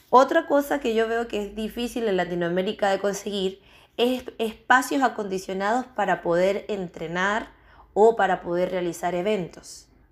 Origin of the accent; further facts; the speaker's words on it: Venezuela; moved away as an adult; also born or lived in Chile; now in Spain; Yo soy venezolana, pero ya llevo seis años fuera de Venezuela